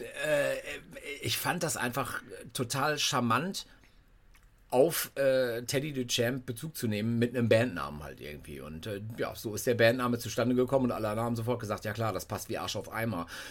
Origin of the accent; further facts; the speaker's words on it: North Rhine-Westphalia, Germany; ich äh, bin Westfale